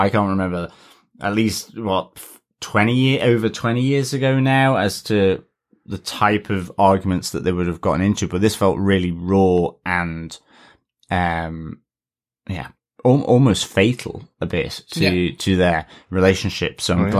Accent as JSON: {"language": "English", "country": "Australia", "said": "Although, as an Australian, I know to give all jellyfish a respectful distance."}